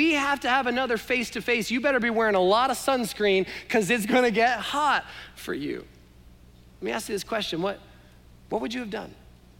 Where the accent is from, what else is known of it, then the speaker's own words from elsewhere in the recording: Canada; Sorry, maybe you didn't understand my accent, eh? Right?